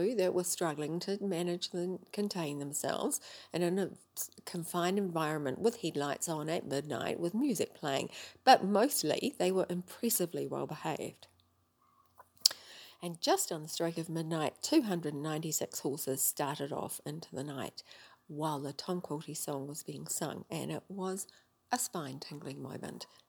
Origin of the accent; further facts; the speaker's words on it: New Zealand; I'm from New Zealand.